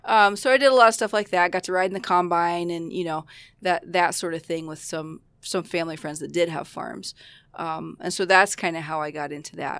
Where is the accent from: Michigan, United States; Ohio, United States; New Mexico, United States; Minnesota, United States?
Ohio, United States; Roseville; moved away as an adult; now in Aurora, United States; I grew up in Ohio. I grew up in a little town called Roseville. It's in southeast Ohio